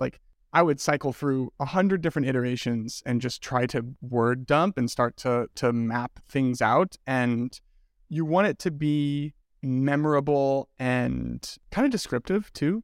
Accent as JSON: {"language": "English", "region": "Midwest", "country": "United States", "also_born_or_lived": "Denver", "lives_now": "Michigan, United States", "said": "I am the token Midwesterner"}